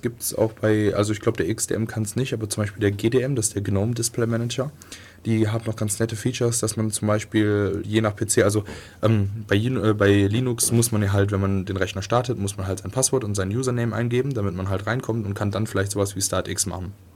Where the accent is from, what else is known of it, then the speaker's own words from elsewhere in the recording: Viersen, North Rhine-Westphalia, Germany; moved away; die aus meinem kleinen Dorf kommt, wo ich herkomme, in, im tiefen Nordrhein-Westfalen